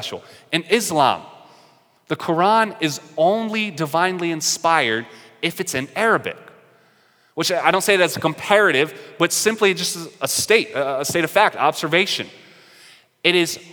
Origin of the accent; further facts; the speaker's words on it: North Carolina, United States; I'm an Irish chap who's from North Carolina